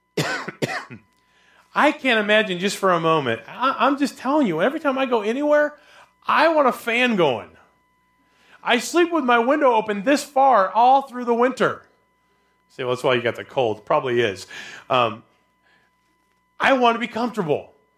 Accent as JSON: {"language": "English", "country": "United States", "said": "I'm an American."}